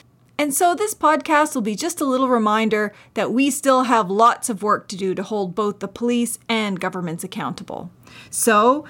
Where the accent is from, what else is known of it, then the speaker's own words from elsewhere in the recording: Eel River Bar First Nation, New Brunswick, Canada; I'm from the Sovereign Mi'kmaq Nation on unceded Mi'kma'ki territory at Eel River Bar First Nation.